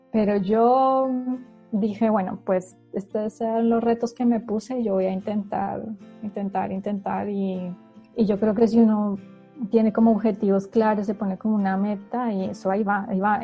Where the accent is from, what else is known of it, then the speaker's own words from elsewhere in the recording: Colombia; moved away as an adult; also born or lived in Spain; now in Germany; yo siendo colombiana